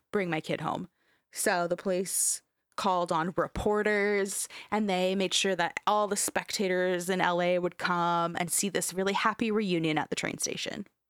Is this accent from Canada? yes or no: yes; Canada; we're fucking Canadian